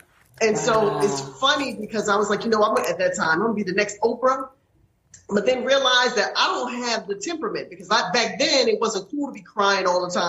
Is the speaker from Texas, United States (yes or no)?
no; Louisiana, United States; also born or lived in Dallas; now in South Jersey, United States; Born in Louisiana. I've spent most of my life in Louisiana.